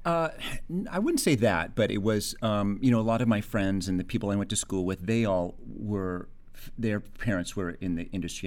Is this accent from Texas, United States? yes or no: no; Los Angeles, California, United States; I grew up in Encino